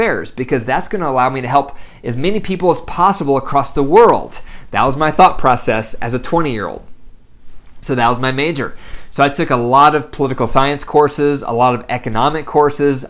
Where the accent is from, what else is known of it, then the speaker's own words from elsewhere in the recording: Bryan, Ohio, United States; I was born in Bryan, Ohio. Very small town. Up in the northwest corner of Ohio